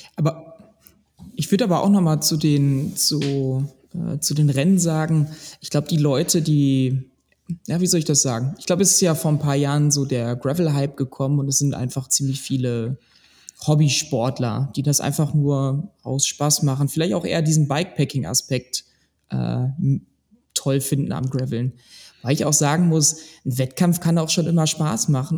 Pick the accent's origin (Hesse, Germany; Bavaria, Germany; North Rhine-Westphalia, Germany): North Rhine-Westphalia, Germany; Ruhr area; ich bin eigentlich auch wie die anderen eigentlich ein Kind des Ruhrgebiets